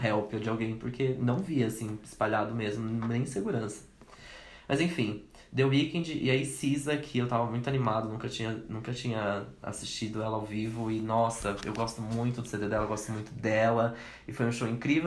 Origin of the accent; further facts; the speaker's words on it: Brazil; a gente é brasileiro